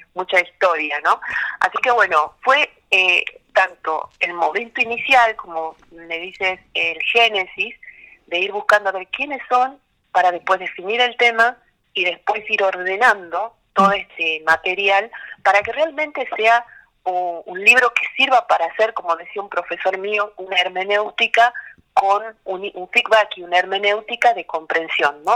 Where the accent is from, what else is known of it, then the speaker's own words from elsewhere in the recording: Tucumán, Argentina; moved away as an adult; also born or lived in Santiago del Estero; now in Buenos Aires, Argentina; yo soy tucumana de nacimiento